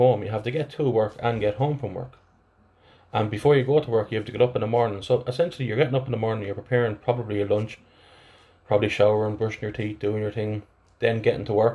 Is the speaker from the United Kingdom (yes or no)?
no; Athlone, Westmeath, Ireland; accent: flat Athlone; my my flat Athlone accent